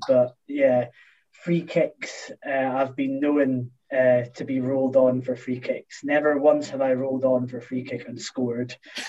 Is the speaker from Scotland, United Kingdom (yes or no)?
yes; Scotland, United Kingdom; As a Scottish international DraftKings player, I do like the more complicated versions of fantasy football.